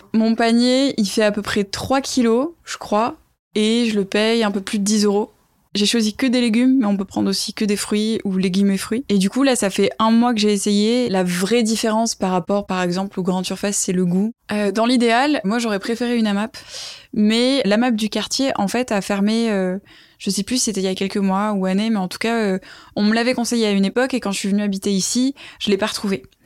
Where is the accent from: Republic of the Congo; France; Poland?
France; Toulouse, Occitania; moved away as an adult; also born or lived in Ireland; now in Paris, France; je suis toulousaine à la base